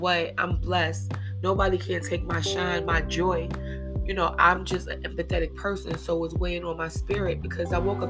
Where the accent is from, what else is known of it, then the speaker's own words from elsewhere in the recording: New York City, New York, United States; I've been born and raised in Harlem my whole life